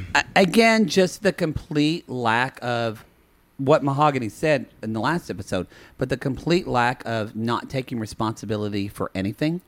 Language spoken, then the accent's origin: English; the South, United States; We're from the South